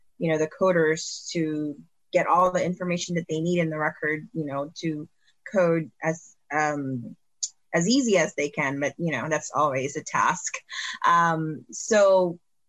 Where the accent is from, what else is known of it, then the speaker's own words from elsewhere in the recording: Philippines; moved away; when I was growing up in the Philippines